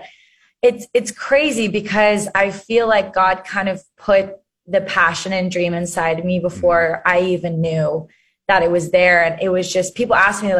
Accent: Arkansas, United States; I grew up in Arkansas

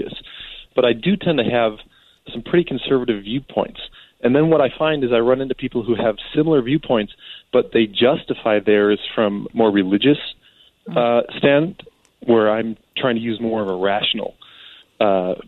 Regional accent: Western Colorado, United States; I'm from Western Colorado

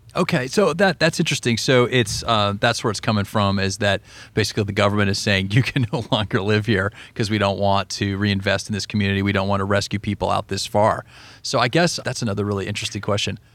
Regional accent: Colorado, United States; moved away; I'm from Colorado originally

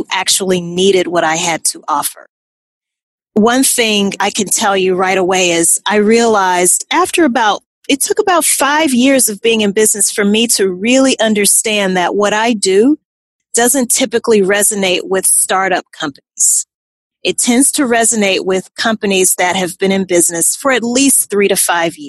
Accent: Louisiana, United States; moved away; also born or lived in New Orleans, Louisiana; I'm originally from Louisiana

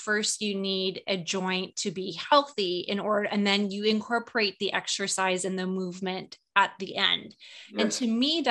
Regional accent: Canada; I love being Canadian

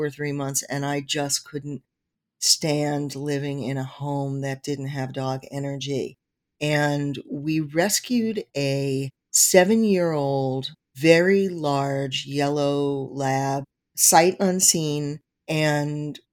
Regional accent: New York City, New York, United States; moved away as an adult; now in Newtown, United States; I grew up in Forest Hills, New York, which is about 7 miles east of Manhattan

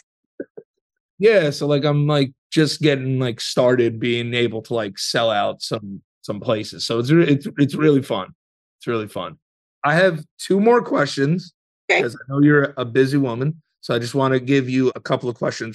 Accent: New York City, New York, United States; I was born in the Bronx.

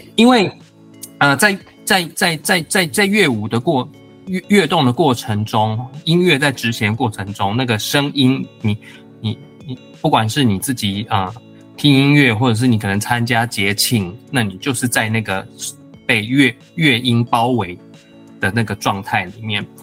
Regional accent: Taiwan; moved away; also born or lived in Hawaii; 我又是在台湾出生的

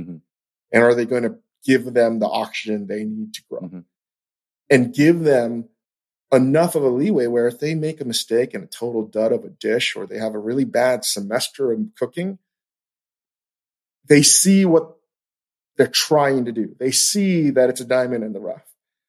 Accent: New York City, New York, United States; And I still identify as a New Yorker.

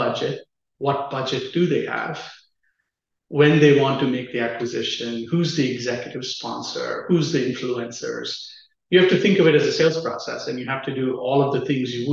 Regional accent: Chennai, Tamil Nadu, India; moved away as an adult; also born or lived in Austin, Texas; I grew up in a city called Chennai in the southern part of India

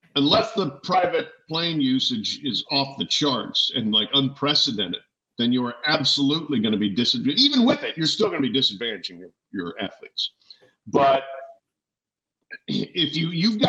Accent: Colorado, United States; I grew up in Colorado

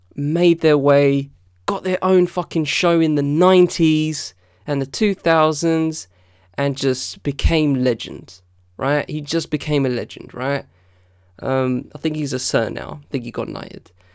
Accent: United Kingdom; as a black British kid, um, you know, I, I, I was brought up on American T V

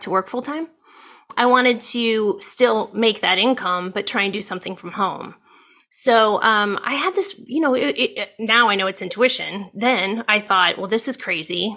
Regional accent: Ohio, United States; now in California, United States; I grew up in Ohio.

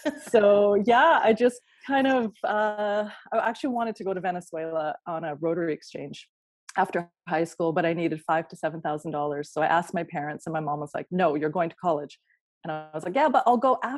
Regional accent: Kelowna, British Columbia, Canada; moved away; I grew up near you in Kelowna.

